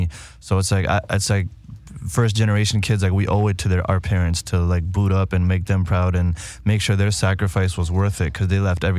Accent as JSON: {"language": "English", "town": "Calgary", "region": "Alberta", "country": "Canada", "tie": "born or raised there", "also_born_or_lived": "Toronto", "said": "I'm Punjabi. That's where my parents are from. And I'm born in Canada, raised Calgary. Born Toronto, raised Calgary."}